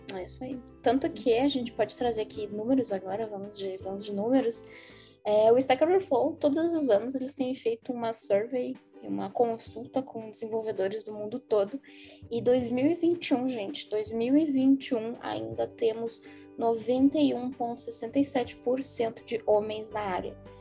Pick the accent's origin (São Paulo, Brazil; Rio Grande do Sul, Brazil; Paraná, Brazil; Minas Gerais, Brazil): Rio Grande do Sul, Brazil; Porto Alegre; eu sou de Porto Alegre